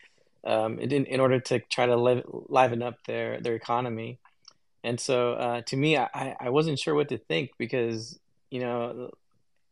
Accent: United States; I was born here in the United States

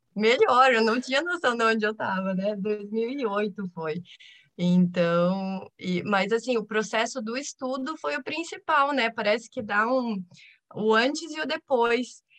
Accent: Curitiba, Paraná, Brazil; eu sou de Curitiba

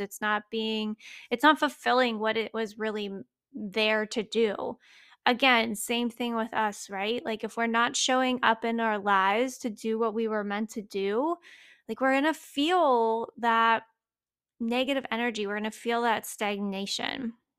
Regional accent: Pennsylvania, United States; I grew up in Old MacDonald, had a farm, uh, Pennsylvania

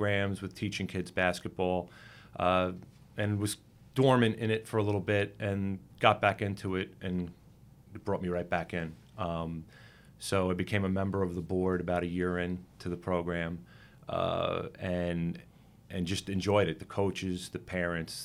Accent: Deer Park, New York, United States; now in East Meadow, United States; So I grew up in Long Island in Suffolk County in Deer Park, and I've lived in East Meadow for 20 years after a short stint in New York City.

